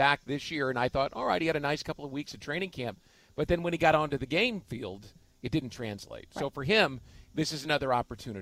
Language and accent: English; Kansas City, Missouri, United States; I was going to the University of Kansas and growing up in Kansas City